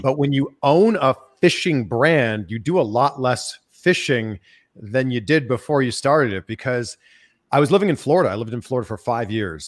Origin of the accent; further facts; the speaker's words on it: Toronto, Ontario, Canada; moved away as an adult; also born or lived in Cleveland, Ohio; now in United States; I grew up in the Toronto area